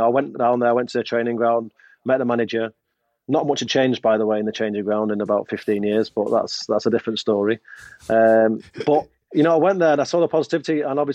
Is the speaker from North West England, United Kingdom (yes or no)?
yes; Manchester, North West England, United Kingdom; moved away as an adult; also born or lived in Sheffield / Liverpool; as much as I'm from Manchester, I'm not a Sheffield lad.